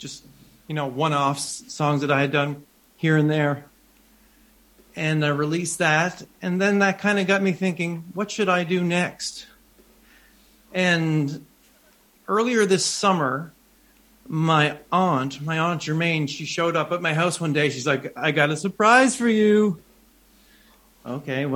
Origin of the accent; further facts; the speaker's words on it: New Brunswick, Canada; also born or lived in Montreal; It's my home. It's where I actually grew up about a 45 minutes away from here in a smaller village, but this is the closest city to where I actually grew up.